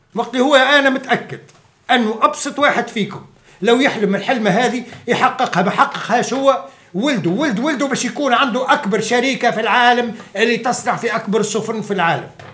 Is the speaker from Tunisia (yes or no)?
yes; Ksour Essef, Mahdia, Tunisia; also born or lived in Tunis; مولود في تونس ومتربي في قصور السيف